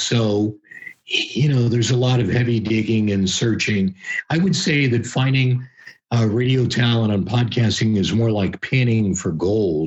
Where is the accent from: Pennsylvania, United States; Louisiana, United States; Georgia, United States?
Pennsylvania, United States; just outside of Pittsburgh; I grew up just outside of Pittsburgh, Pennsylvania